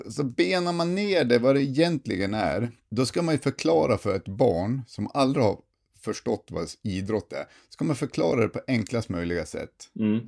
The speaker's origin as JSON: {"language": "Swedish", "town": "Sundsvall", "region": "Västernorrland County", "country": "Sweden", "moved": "yes", "lives_now": "Luleå, Sweden", "said": "jag är ju från Sundsvall"}